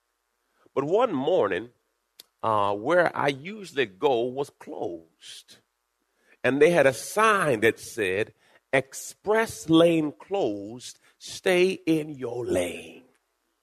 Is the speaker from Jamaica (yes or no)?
yes; Jamaica; I was born in Jamaica.